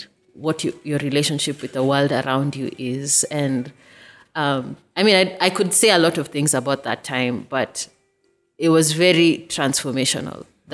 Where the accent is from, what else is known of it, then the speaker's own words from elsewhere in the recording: Kenya; being Kenyan